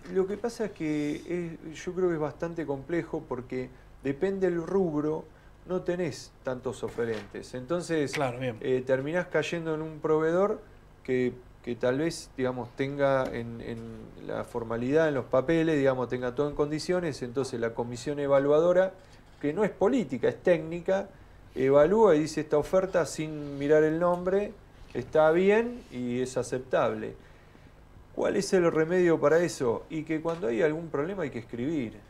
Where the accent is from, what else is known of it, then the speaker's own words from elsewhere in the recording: Tornquist, Buenos Aires Province, Argentina; Volví a mi pueblo a aplicar lo que había estudiado